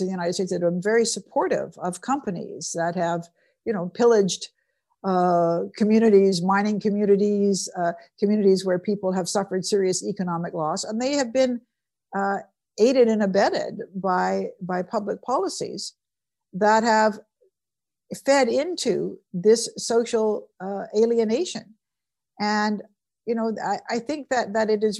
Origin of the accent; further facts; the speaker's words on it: British Columbia, Canada; I'm from British Columbia, which is a wonderful part of Canada